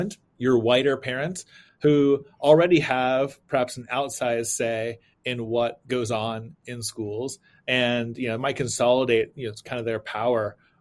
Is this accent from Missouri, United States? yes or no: yes; Springfield, Missouri, United States; moved away as an adult; now in Abilene, United States; my hometown of Springfield, Missouri